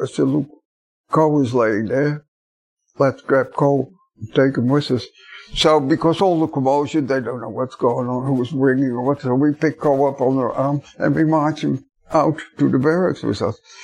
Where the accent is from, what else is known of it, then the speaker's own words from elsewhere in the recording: Netherlands; moved away; from Holland